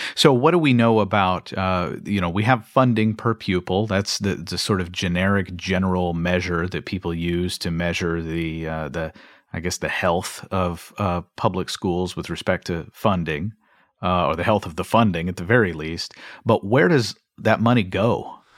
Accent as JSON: {"language": "English", "region": "Kentucky", "country": "United States", "tie": "born or raised there", "said": "my home state of Kentucky"}